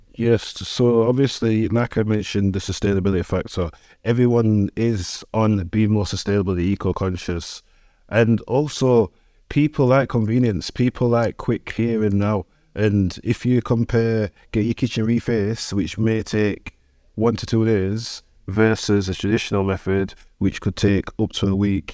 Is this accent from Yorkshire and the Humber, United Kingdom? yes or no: yes; Sheffield, Yorkshire and the Humber, United Kingdom; Sheffield City born and bred. I'm from Brightside, which is like the north end of the city